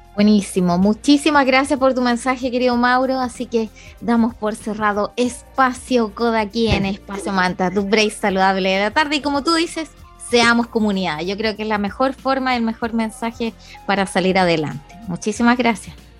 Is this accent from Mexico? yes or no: no; Chile